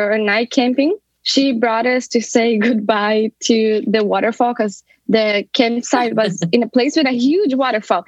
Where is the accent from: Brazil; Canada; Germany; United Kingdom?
Brazil; South Region; moved away as an adult; now in Dublin, Ireland; I'm originally from Brazil, from the south of Brazil. But for the past 6 years, I've been living in Dublin, Ireland.